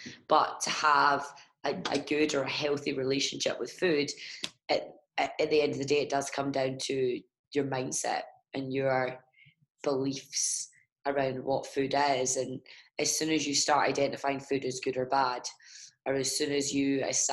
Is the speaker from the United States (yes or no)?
no; Ireland; I'm Irish